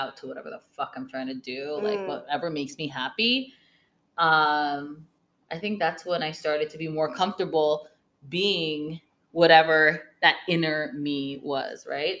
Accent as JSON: {"language": "English", "region": "Vermont", "country": "United States", "tie": "born or raised there", "moved": "yes", "said": "I grew up in Vermont"}